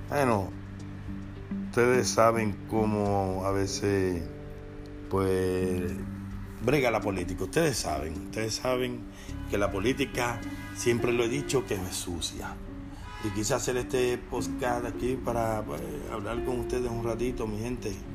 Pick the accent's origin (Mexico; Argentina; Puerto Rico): Puerto Rico; nosotros como puertorriqueños